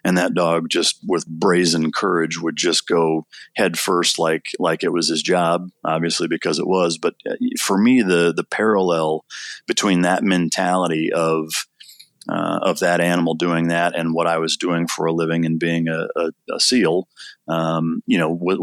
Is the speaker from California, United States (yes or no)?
no; Iowa, United States; I grew up in Iowa, kind of a typical suburban / rural setting